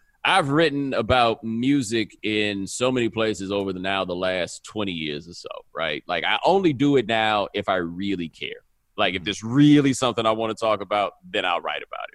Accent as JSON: {"language": "English", "town": "Houston", "region": "Texas", "country": "United States", "said": "I'm from Houston"}